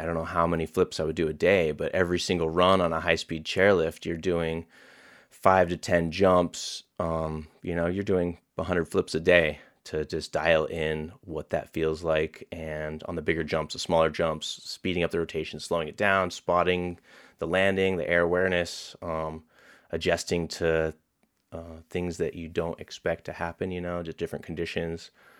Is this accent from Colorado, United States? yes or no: yes; Colorado, United States; I grew up out near Mile High Skydiving Center, skiing.